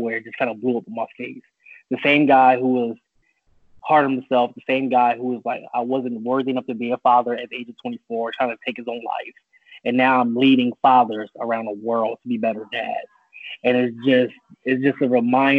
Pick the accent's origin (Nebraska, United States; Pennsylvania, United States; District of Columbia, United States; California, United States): Pennsylvania, United States; Philadelphia; moved away as an adult; also born or lived in Charlotte, North Carolina / New York; now in Florida, United States; I was born in Charlotte, North Carolina, but I was really raised in Philadelphia, PA